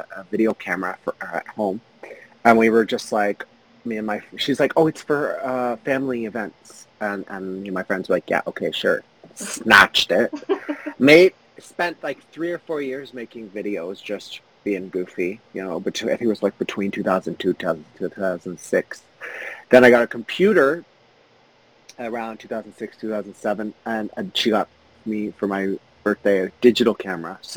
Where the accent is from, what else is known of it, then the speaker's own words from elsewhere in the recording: Canada; I'm Canadian